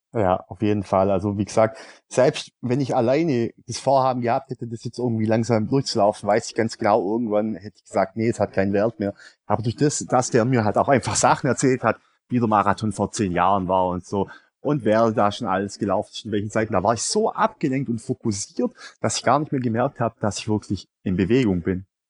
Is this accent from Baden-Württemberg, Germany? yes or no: yes; Swabia, Baden-Württemberg, Germany; Als Schwabe